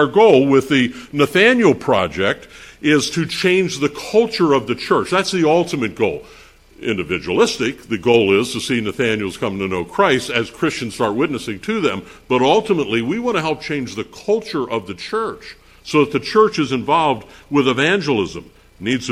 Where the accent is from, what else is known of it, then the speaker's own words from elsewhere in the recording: Pennsylvania, United States; I'm from Pennsylvania